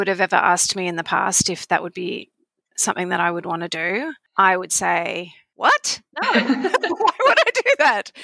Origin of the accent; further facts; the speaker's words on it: Australia; moved away as an adult; now in Virginia, United States; I'm an Australian. I've been living in Virginia